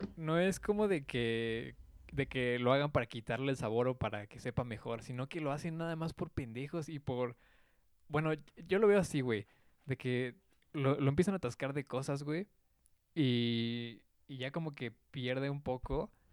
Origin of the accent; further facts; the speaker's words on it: Mexico; como buen mexicano